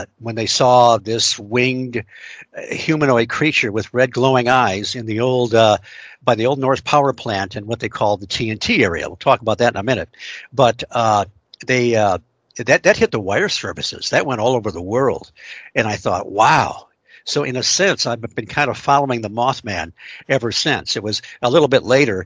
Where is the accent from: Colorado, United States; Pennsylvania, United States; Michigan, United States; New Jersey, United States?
Michigan, United States; Detroit; I grew up in around the Detroit area. And in Michigan